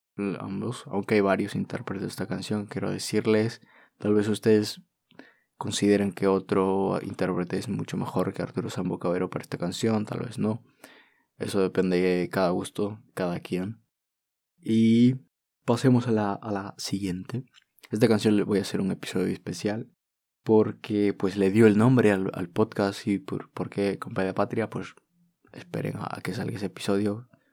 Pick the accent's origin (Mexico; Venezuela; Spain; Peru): Peru; peruano, de haber nacido aquí